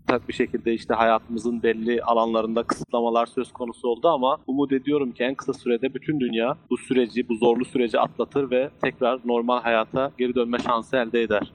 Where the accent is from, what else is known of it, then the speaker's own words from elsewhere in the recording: Muş, Muş Province, Turkey; moved away as an adult; also born or lived in Ankara, Turkey; now in Germany; Muş doğumluyum. Almanya'ya 2004 senesinde geldim